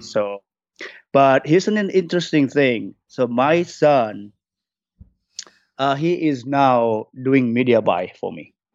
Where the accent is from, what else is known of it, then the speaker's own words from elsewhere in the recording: Jakarta, Indonesia; English is a second language; moved away as an adult; also born or lived in New Zealand; now in Los Angeles, United States; I was born and raised in Indonesia